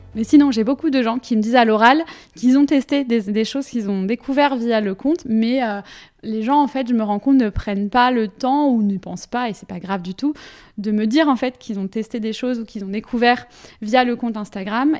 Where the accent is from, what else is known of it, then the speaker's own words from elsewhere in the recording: Finistère, Brittany, France; moved away as an adult; now in Nantes, France; je, viens du Finistère aussi